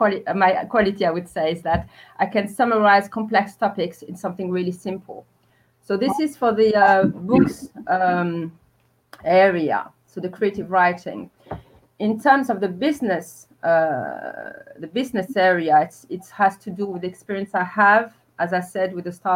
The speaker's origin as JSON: {"language": "English", "town": "Paris", "region": "Île-de-France", "country": "France", "tie": "born or raised there", "also_born_or_lived": "Algeria", "moved": "as an adult", "lives_now": "London, United Kingdom", "said": "I was born in Algeria originally, and I was raised in Paris, in France"}